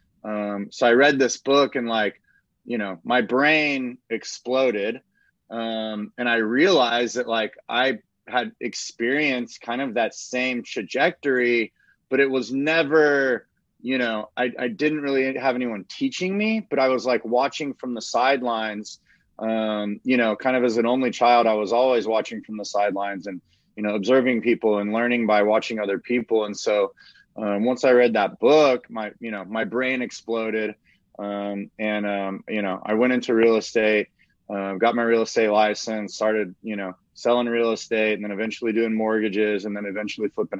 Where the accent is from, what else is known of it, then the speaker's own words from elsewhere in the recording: Austin, Texas, United States; I grew up in Austin my whole life